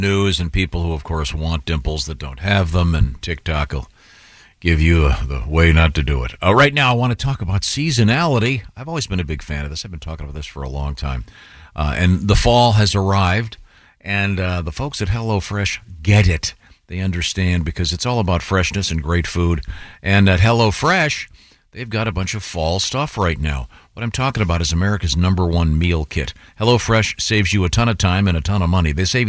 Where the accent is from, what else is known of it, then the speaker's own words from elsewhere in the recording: Boston, Massachusetts, United States; accent: Southern; Well, I'm from Boston, but I talk like I'm from the South.